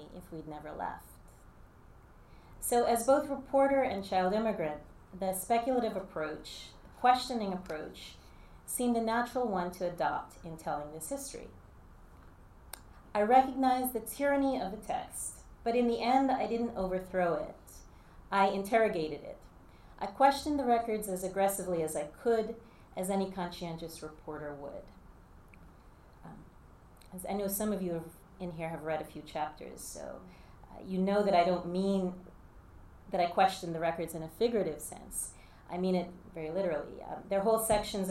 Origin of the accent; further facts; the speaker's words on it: Jersey City, New Jersey, United States; also born or lived in Guyana; I grew up in Jersey City